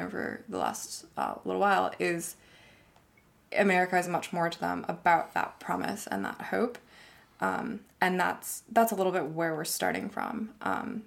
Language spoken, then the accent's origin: English; Silicon Valley, California, United States; also born or lived in China / Canada; growing up in Silicon Valley, like growing up halfway between Stanford and San Francisco